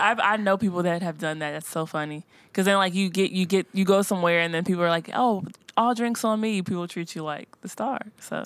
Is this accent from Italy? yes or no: no; Cincinnati, Ohio, United States; now in Nashville, United States; I'm from Cincinnati, Ohio